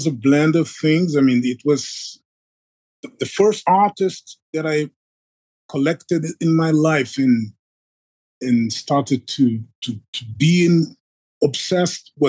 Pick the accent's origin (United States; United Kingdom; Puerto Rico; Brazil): Brazil; Rio de Janeiro; I grew up in Tijuca. Tijuca is an important neighborhood in Rio